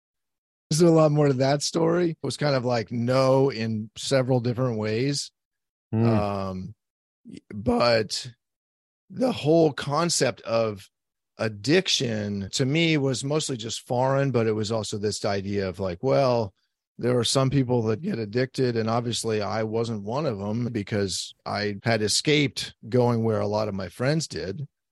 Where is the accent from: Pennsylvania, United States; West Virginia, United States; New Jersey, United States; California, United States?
California, United States; San Francisco; I grew up here in San Francisco, and I began drinking and using all sorts of drugs at about the age of 10.